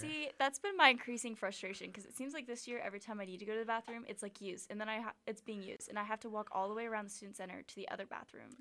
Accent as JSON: {"language": "English", "town": "Atlanta", "region": "Georgia", "country": "United States", "moved": "yes", "lives_now": "Auburn, United States", "said": "I'm from Atlanta"}